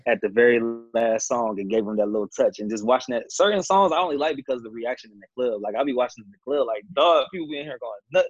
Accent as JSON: {"language": "English", "town": "Detroit", "region": "Michigan", "country": "United States", "moved": "yes", "lives_now": "Atlanta, United States", "said": "I'm from the Motor City."}